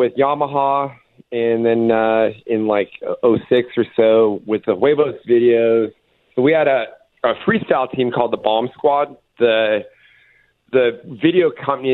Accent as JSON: {"language": "English", "town": "Palm Springs", "region": "California", "country": "United States", "tie": "born or raised there", "said": "I grew up in Palm Springs, had a lot of buddies that rode dirt bikes"}